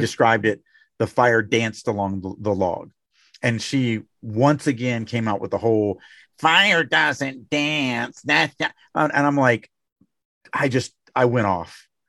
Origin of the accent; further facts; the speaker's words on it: Louisiana, United States; I come from Louisiana